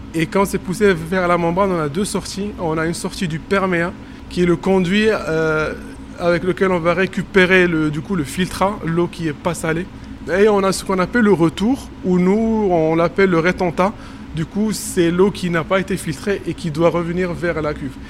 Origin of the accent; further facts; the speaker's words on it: Morocco; moved away as an adult; now in Montpellier, France; je suis marocain et que j'ai travaillé au Maroc